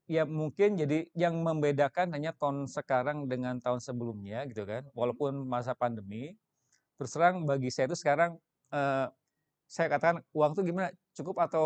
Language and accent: Indonesian; Sukabumi, West Java, Indonesia; born there; Itu itu sama tadi kan saya lahirnya dengan saya di Sukabumi.